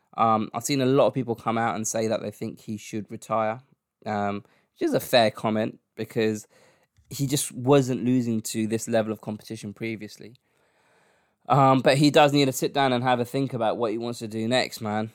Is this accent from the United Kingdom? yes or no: yes; London, United Kingdom; my hometown